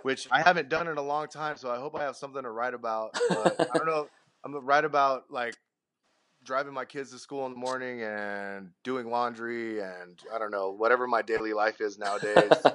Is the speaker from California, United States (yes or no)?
yes; Sacramento, California, United States; we're from Sacto.